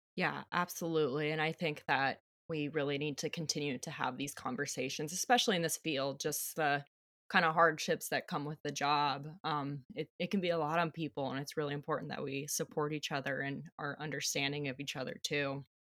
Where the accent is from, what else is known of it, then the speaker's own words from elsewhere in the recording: Flagstaff, Arizona, United States; moved away as an adult; also born or lived in Hawaii; now in Alaska, United States; I was born and raised in Flagstaff, Arizona